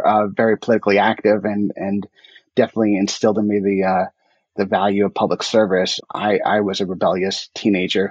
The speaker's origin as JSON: {"language": "English", "region": "New York", "country": "United States", "said": "as a New Yorker"}